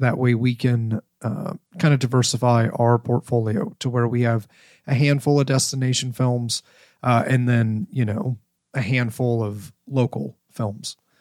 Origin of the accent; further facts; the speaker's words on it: Ohio, United States; moved away as an adult; I grew up in Ohio. I left Ohio when I joined the military.